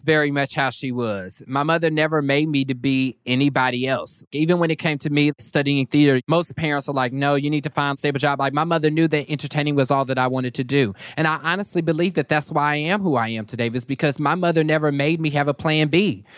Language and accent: English; Kansas, United States; I was also from Kansas